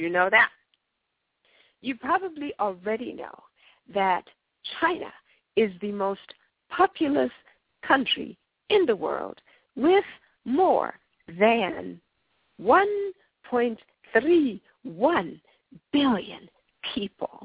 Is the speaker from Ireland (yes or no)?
no; Zimbabwe; first language Shona; English is a second language; now in United States; Zimbabwe, the land where I was born and will love till the day